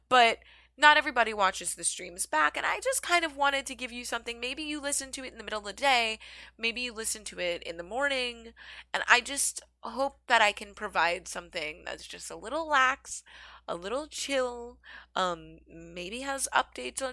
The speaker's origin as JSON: {"language": "English", "town": "Philadelphia", "region": "Pennsylvania", "country": "United States", "moved": "yes", "lives_now": "New York City, United States", "said": "I am from Philadelphia originally. I currently live in New York City"}